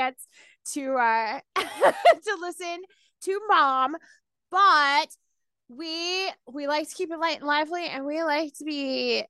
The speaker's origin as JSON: {"language": "English", "town": "Shamokin", "region": "Pennsylvania", "country": "United States", "tie": "born or raised there", "also_born_or_lived": "Chambersburg, Pennsylvania", "said": "I grew up, I don't know if you know about Shmokin, Pennsylvania where I was born. It's basically like the coal capital of Pennsylvania. Oh. And then my parents moved to Franklin County. So we were in Chambersburg, Gettysburg, right. From 87 forward."}